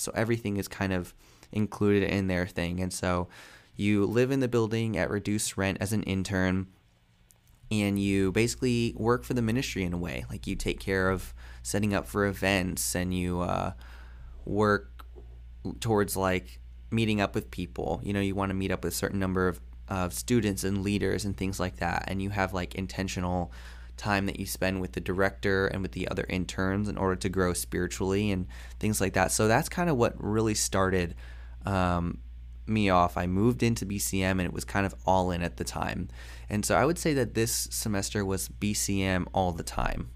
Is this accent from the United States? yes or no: yes; Fort Myers, Florida, United States; moved away as an adult; now in Tampa, United States; I moved from Fort Myers to Tampa